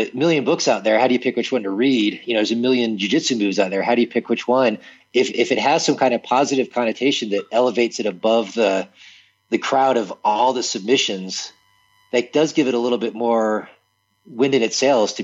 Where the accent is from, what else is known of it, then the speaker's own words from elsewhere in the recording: Tarpon Springs, Florida, United States; I'm from a town in Florida called Tarpon Springs.